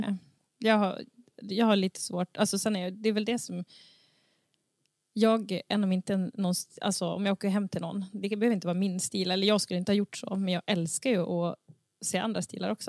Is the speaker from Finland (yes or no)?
no; Sund, Västernorrland County, Sweden; now in Domsjö, Sweden; jag kommer från Sund